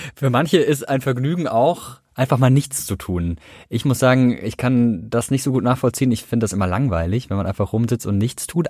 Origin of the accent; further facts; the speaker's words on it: Karlsruhe, Baden-Württemberg, Germany; ich komme aus Karlsruhe